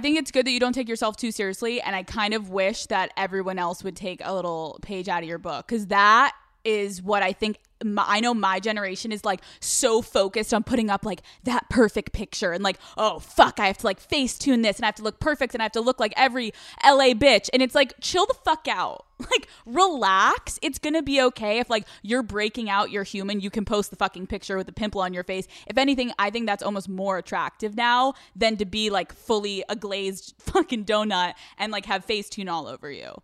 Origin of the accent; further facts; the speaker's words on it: Newtown, Pennsylvania, United States; I'm from Pennsylvania